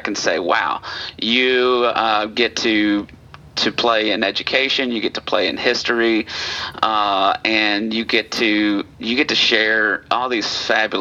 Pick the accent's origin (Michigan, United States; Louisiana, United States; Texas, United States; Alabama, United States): Alabama, United States; moved away as an adult; also born or lived in Middle Tennessee; now in Tennessee, United States; I'm not a native of Tennessee. I'm one of these transplants. But I come up from Alabama